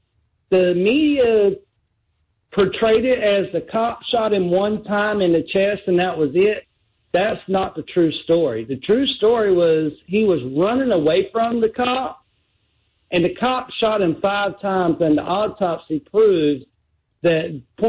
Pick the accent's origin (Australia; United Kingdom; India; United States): United States; Wayne County, North Carolina; now in Washington State, United States; I grew up in North Carolina myself from Wayne County.